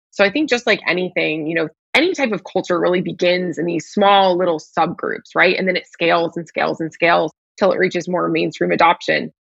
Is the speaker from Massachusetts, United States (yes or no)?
no; Nashville, Tennessee, United States; now in Miami, United States; I'm currently based in Miami, Florida. I'm originally from Nashville, Tennessee, and there's been like 10 stops in the middle of those two things.